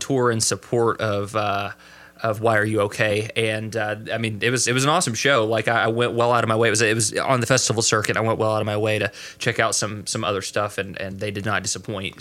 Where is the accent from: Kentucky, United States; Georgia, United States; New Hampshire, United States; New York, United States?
Kentucky, United States; my home state